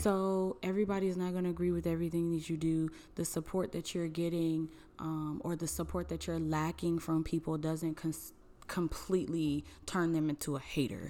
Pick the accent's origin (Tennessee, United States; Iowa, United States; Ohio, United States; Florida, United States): Ohio, United States; Cleveland; I am from Cleveland